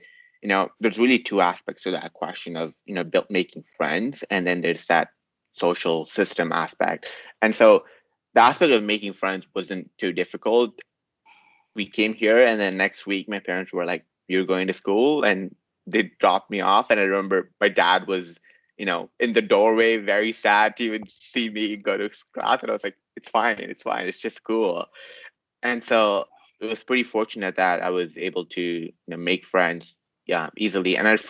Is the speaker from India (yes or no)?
yes; South India, India; now in Saudi Arabia; Because I came from South India. I'd be like, no, it's a pretty advanced country. We use the cars. But then here, like in Saudi Arabia, you never take the bus.